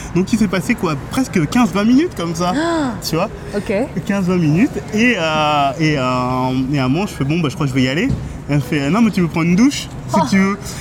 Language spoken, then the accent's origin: French; France; je suis français